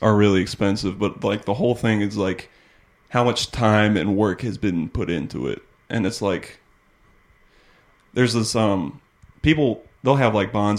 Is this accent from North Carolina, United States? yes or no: yes; North Carolina, United States; North Carolina.